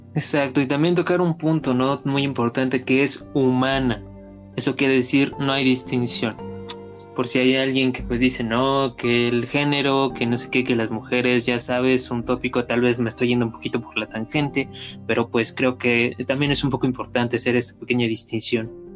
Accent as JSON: {"language": "Spanish", "country": "Mexico", "said": "crecimos la mayoría aquí en México"}